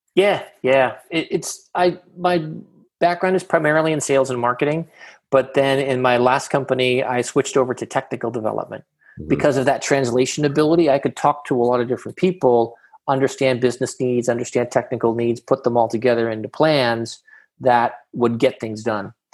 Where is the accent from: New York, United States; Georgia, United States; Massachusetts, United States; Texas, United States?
Massachusetts, United States; Boston; now in Southern California, United States; I'm originally from Boston, Massachusetts, Jamaica Plain to be specific